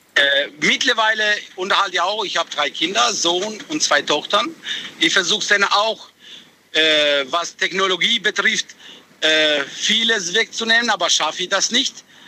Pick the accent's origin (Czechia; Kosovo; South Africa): Kosovo; German is a second language; now in Heilbronn, Germany; ich bin geboren im Kosovo